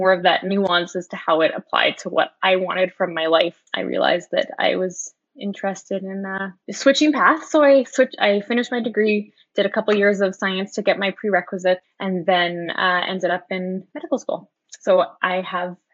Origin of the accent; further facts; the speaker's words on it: Edmonton, Alberta, Canada; I grew up in Edmonton